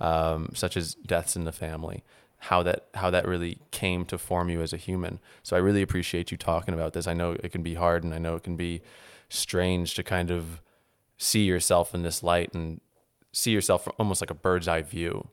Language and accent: English; New Orleans, Louisiana, United States; moved away; also born or lived in New Jersey; I grew up in New Orleans